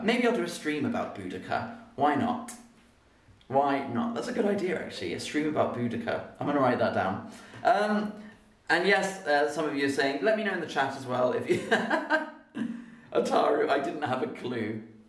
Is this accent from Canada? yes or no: no; United Kingdom